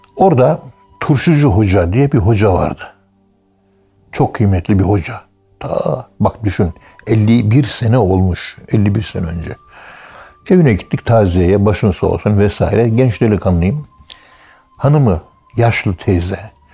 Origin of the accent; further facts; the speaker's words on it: Ankara, Turkey; Ankara'nın bir tek Kayabaşı mahallesinde küçükken ben 1951 doğumluyum